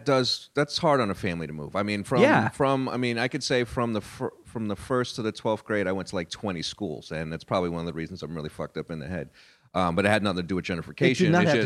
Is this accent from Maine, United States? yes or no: no; New York, United States; I grew up in New York in the late 70s and early 80s